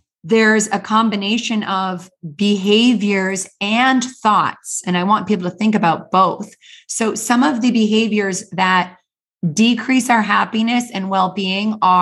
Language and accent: English; Canada; I grew up in the Canadian Rocky Mountains